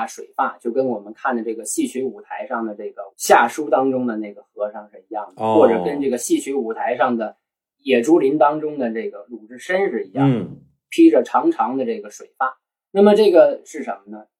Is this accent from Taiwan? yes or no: no; northern China, China; 我们是北方人，我们念不出来。